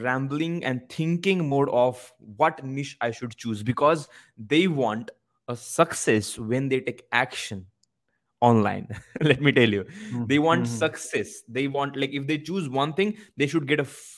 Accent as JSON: {"language": "English", "region": "Maharashtra", "country": "India", "also_born_or_lived": "Mumbai", "first_language": "Marathi", "second_language": "English", "moved": "as an adult", "said": "even my mother tongue Marathi, because of low sense of confidence, as I belong from small village"}